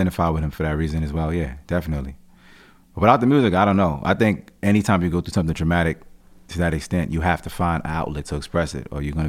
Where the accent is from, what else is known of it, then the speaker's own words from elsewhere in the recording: Jamaica; And I'm Jamaican, so just culturally, family, mothers, sons, and shit, they just really tight-knit, you know what I mean?